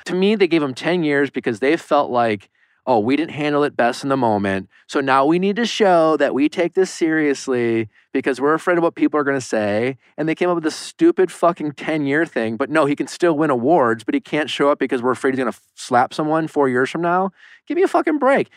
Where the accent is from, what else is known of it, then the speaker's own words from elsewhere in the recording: Waukesha, Wisconsin, United States; moved away as an adult; now in Los Angeles, United States; I'm from Waukesha, Wisconsin